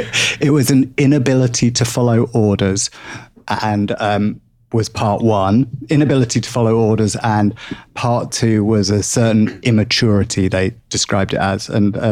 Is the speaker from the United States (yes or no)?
no; England, United Kingdom